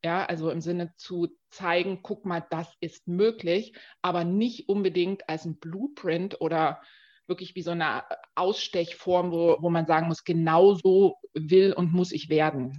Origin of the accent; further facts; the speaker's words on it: Dresden, Saxony, Germany; now in Berlin, Germany; ich komme ganz ursprünglich aus Dresden, lebe jetzt aber schon ganz lange in Berlin